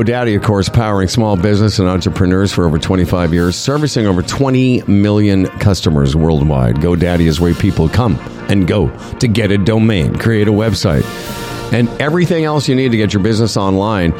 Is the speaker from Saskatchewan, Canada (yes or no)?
yes; Moose Jaw, Saskatchewan, Canada; As a little Jewish boy growing up in Moose Jaw, Saskatchewan